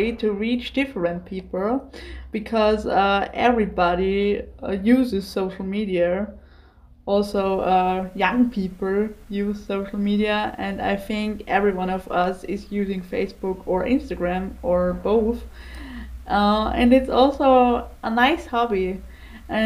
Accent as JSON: {"language": "English", "country": "Austria", "said": "I am 26 years old and I came from Austria."}